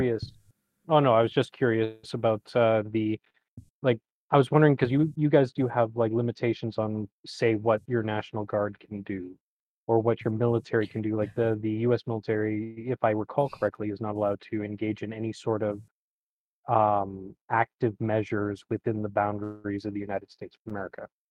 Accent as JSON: {"language": "English", "country": "Canada", "said": "No, I'm Ca, I'm Canadian."}